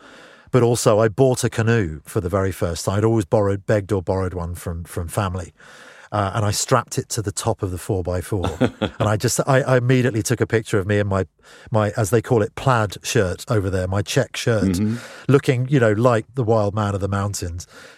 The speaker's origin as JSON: {"language": "English", "region": "London", "country": "United Kingdom", "tie": "born or raised there", "said": "which growing up in Northwest London was, you know, something you'd seen in movies"}